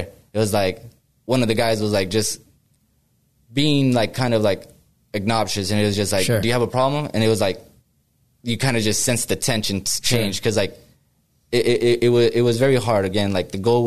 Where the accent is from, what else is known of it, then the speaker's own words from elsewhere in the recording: Riverside, California, United States; moved away as an adult; now in Sacramento, United States; I'm from, you know, Riverside. I'm from Southern California. I basically grew up around all the, you know, the Southern Hispanic kind of culture